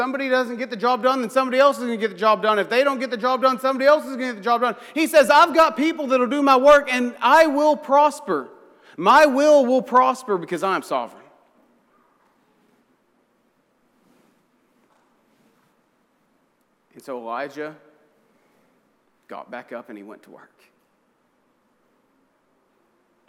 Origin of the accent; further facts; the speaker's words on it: Oklahoma, United States; I'm from Oklahoma, so I think in terms of tornadoes